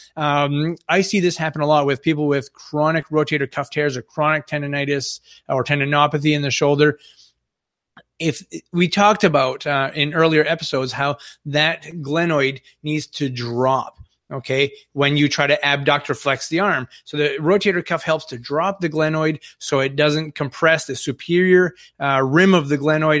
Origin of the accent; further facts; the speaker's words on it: Northern Maine, United States; I'm from Northern Maine. We have a little el, more elderly population up here.